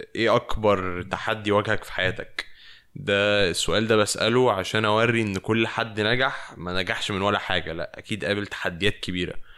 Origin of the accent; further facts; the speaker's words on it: Egypt; now in Paris, France; من مصر